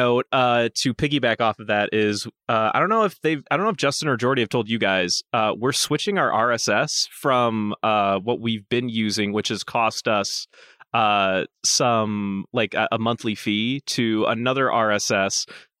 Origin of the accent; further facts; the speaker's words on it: Germany; English is a second language; I'm from Germany. A credit card here actually isn't the default form of payment as it is in the U.S.